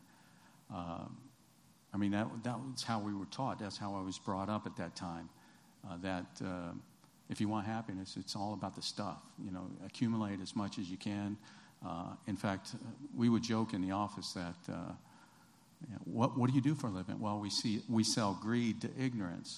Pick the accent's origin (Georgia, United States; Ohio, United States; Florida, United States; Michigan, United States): Georgia, United States; started in Georgia. I was born in Georgia